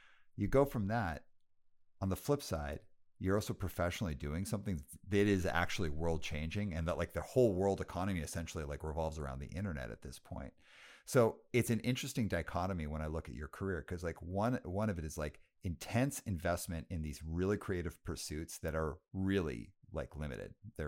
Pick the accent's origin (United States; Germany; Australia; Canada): Canada; this seems very random because I'm Canadian. And I was like, it's random that it would be a Canadian label.